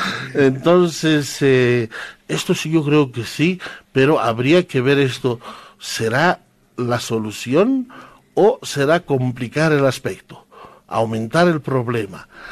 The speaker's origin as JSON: {"language": "Spanish", "town": "San Lucas", "region": "Chuquisaca", "country": "Bolivia", "first_language": "Quechua", "second_language": "Spanish", "moved": "yes", "lives_now": "La Paz, Bolivia", "said": "San Lucas, que es nuestro pueblo. Yo soy sanluqueño, campesino"}